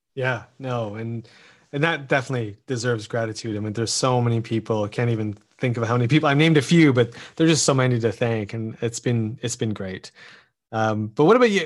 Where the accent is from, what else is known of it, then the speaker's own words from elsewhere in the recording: Canada; as a Canadian